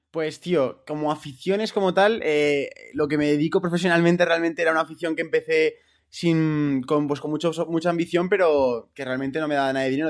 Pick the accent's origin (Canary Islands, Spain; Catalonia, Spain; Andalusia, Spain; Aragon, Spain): Aragon, Spain; Zaragoza; estuve en la selección aragonesa de fútbol, que yo soy de Zaragoza